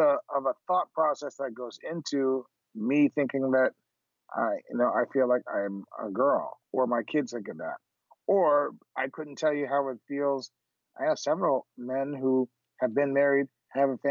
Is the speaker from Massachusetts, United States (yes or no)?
no; Miami, Florida, United States; we grew up in Miami